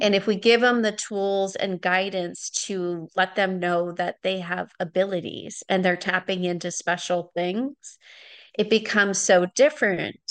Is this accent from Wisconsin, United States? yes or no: yes; Wisconsin, United States; now in California, United States; I grew up in Was-, Wisconsin, so I have a lot of family and friends back there.